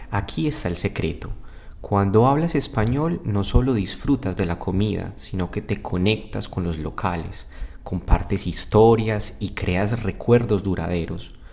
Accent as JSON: {"language": "Spanish", "town": "Medellín", "region": "Antioquia", "country": "Colombia", "said": "Soy de Medellín, Colombia."}